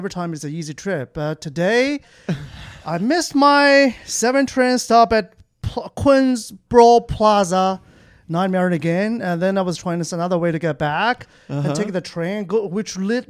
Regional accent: Beijing, China; Yeah, I'm visiting from Beijing, China, actually.

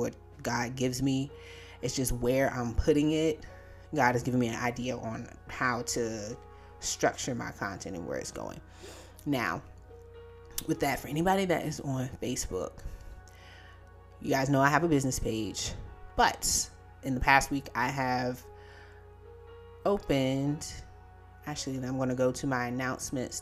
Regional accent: Virginia, United States; my home state, and that's Virginia

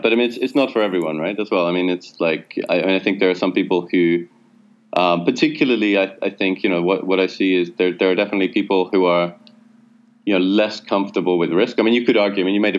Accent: United Kingdom; now in Berlin, Germany; I expect that I'll still be allowed to live and work in Berlin despite being a British citizen after Brexit.

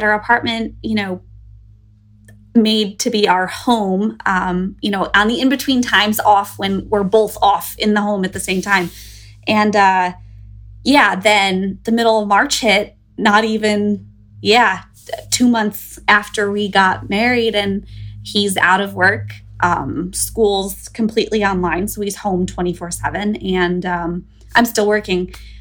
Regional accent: Northeast Ohio near Cleveland, United States; moved away as an adult; also born or lived in Bloomington, Illinois; now in New Jersey, United States; I was born and raised in Northeast Ohio near Cleveland

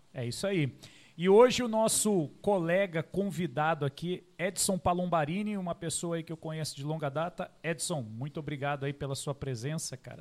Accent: Caçapava, São Paulo, Brazil; also born or lived in São José dos Campos; nasci aqui em São José dos Campos, uhum. né? Aí depois, com uns oito anos, fui Uh, fomos né, para Caçapava

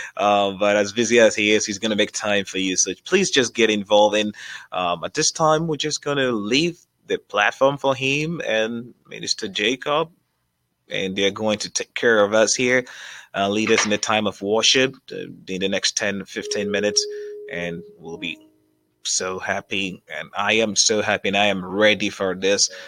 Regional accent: Ghana; now in Columbus, United States; our background is from Africa. We're from Ghana

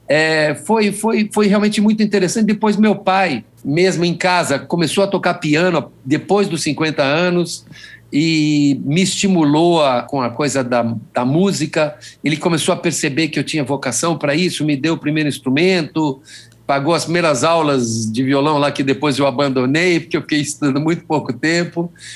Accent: Brazil; eu sou brasileiro

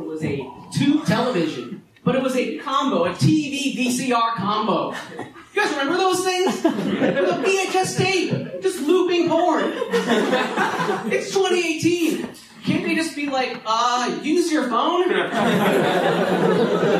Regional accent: New York City, New York, United States; also born or lived in East Williamsburg, Brooklyn; I'm a native New Yorker. I grew up here in Manhattan, around here actually

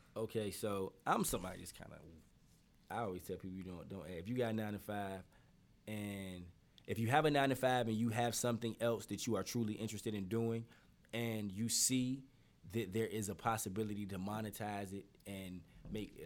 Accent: Norfolk, Virginia, United States; I am from Poplar Halls, and you know I I got a lot of ties to Park Place too.

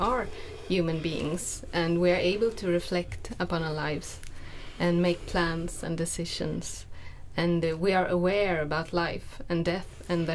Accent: Stockholm, Stockholm County, Sweden; moved away as an adult; now in Jönköping, Sweden; I'm from Stockholm, and I have lived here in Jönköping for 2.5 years.

